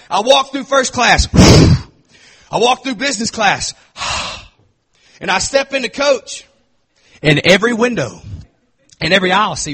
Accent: Texas, United States; I'm from Texas

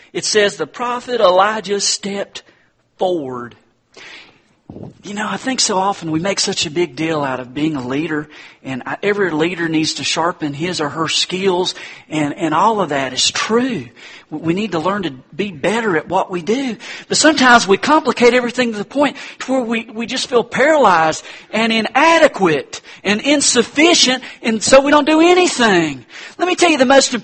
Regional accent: Hendersonville, North Carolina, United States; my hometown, Harrisonville, North Carolina

